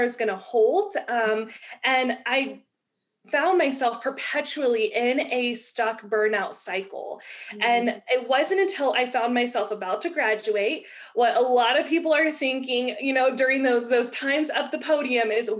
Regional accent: Texas, United States; I'm from Texas.

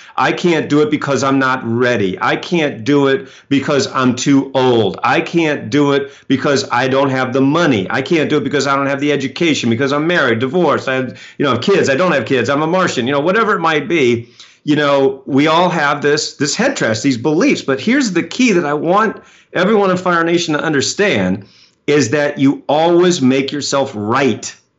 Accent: Maine, United States; But see, I grew up in Maine, so I've driven in snow, you know, a million times.

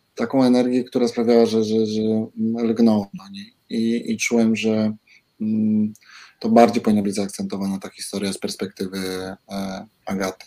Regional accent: Nysa, Opole Voivodeship, Poland; moved away as an adult; ja jestem z Nysy i tak, to jest moje rodzinne tak, miasto, ale wyjechałem

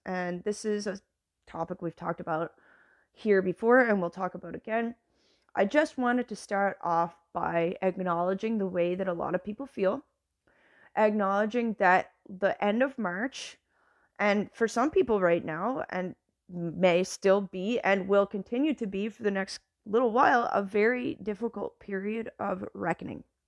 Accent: Canada; moved away as an adult; now in United States; as a Canadian

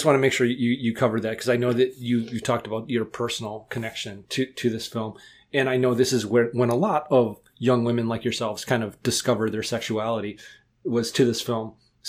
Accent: United States; accent: Wisconsin/Ohio mix; my accent is somewhat hard to place because it's this bastardized version of Wisconsin and Ohio

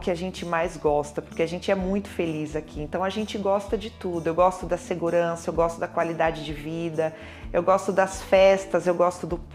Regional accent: São Paulo, Brazil; moved away as an adult; now in Braga, Portugal; eu tenho 37 anos, sou de São Paulo, Brasil, sou cabeleireira e estou em Braga há 4 anos e 8 meses. Nós saímos do Brasil hum, realmente em busca de qualidade de vida.

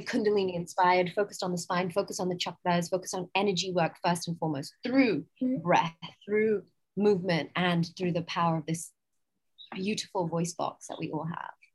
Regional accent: England, United Kingdom; accent: English; also born or lived in United States / San Francisco / New York; now in Goa, India; From my accent, you can tell I'm English. However, I've also lived in America for most of my life.

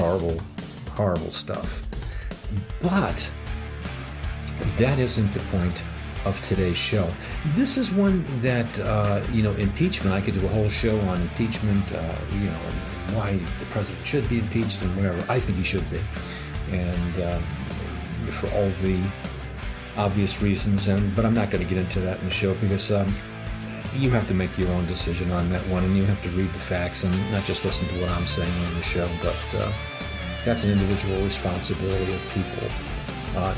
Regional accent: United States; as an American

